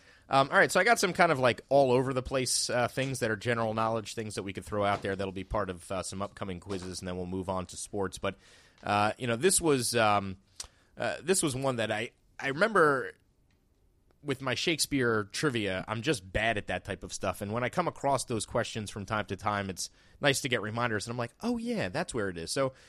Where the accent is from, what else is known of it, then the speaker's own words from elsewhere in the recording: Verona, New Jersey, United States; I grew up in Verona, New Jersey.